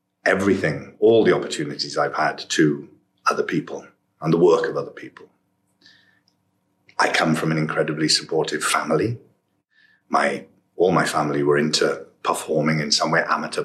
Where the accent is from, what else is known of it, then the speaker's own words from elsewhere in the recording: Port Talbot, Wales, United Kingdom; growing up in Port Talbot